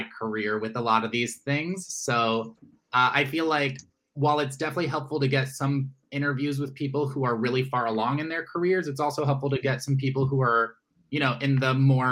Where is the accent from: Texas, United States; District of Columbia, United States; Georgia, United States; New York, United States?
District of Columbia, United States; Washington; I am originally from Washington, D.C.